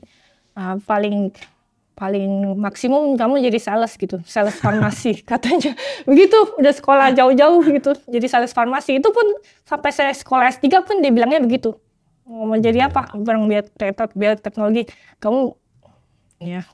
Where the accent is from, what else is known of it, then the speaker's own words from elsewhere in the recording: Jakarta, Indonesia; moved away as an adult; also born or lived in Hong Kong; now in Oxford, United Kingdom; lahir sampai SMA di Tanjung Duren, Jakarta Barat